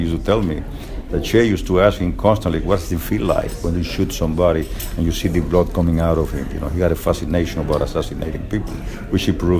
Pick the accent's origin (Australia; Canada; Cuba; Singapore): Cuba; also born or lived in Miami; now in United States; I come from Cuba originally. I was also in the Bay of Pigs.